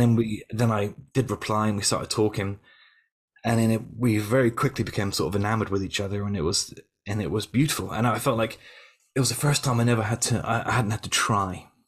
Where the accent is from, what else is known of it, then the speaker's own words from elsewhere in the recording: Yeovil, South West England, United Kingdom; I came back to Yeovil, my hometown